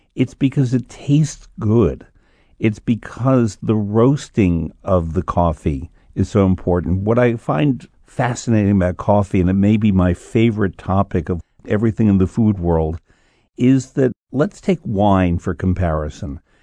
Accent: New York, United States; although my accent doesn't always show it, I'm from New York where we have coffee talk

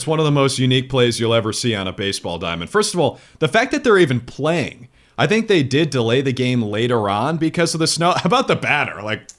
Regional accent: Minnesota, United States; moved away; I grew up in Minnesota.

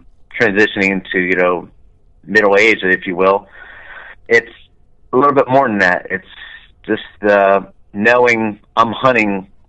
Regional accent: New Jersey, United States; I grew up in South Jersey, grew up, you know, hunting the marshes and the swamps, you know, salt marshes and deep, nasty mosquito swamps.

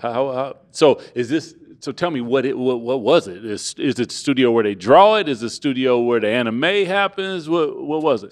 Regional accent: Seattle, Washington, United States; I'm from Seattle

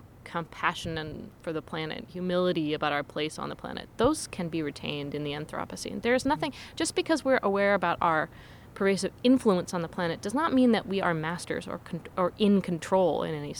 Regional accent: Seattle, Washington, United States; I was growing up in Seattle

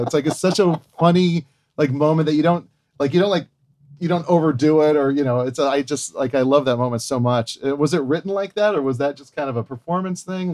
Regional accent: Hawaii, United States; I grew up in Hawaii

